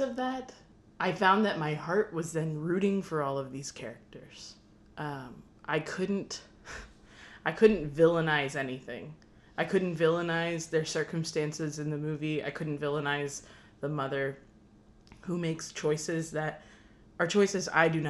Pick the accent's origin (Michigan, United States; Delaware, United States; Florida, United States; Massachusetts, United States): Florida, United States; Chattahoochee; I grew up in Chattahoochee, Florida